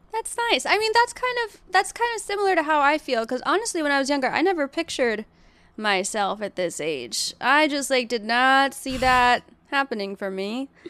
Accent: Massachusetts, United States; I was born in Massachusetts

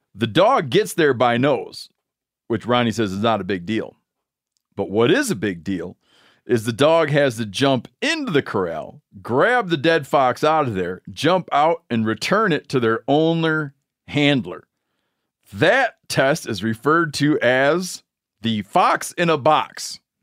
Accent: Michigan, United States; now in Montana, United States; I grew up in Michigan

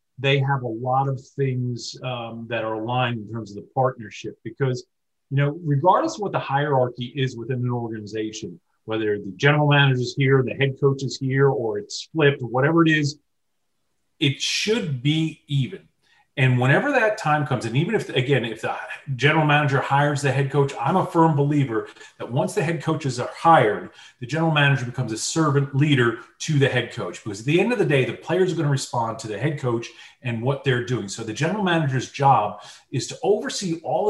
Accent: Washingtonville, New York, United States; I'm from Washingtonville, New York. We're both in Section 9.

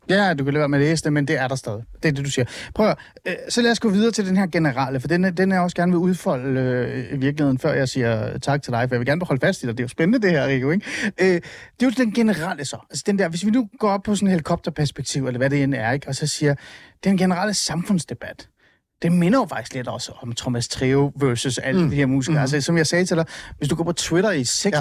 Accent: North Zealand, Capital Region of Denmark, Denmark; jeg er vokset op i Nordsjælland

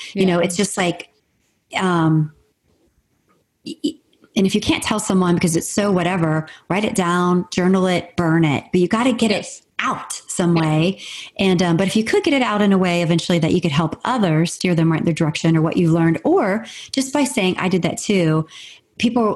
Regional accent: Marietta, Ohio, United States; moved away as an adult; also born or lived in Atlanta; I grew up in Marietta, Ohio

